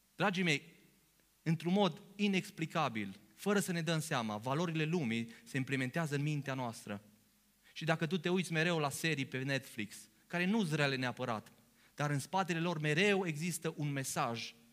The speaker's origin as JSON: {"language": "Romanian", "country": "Romania", "said": "noi venim dintr-un popor român"}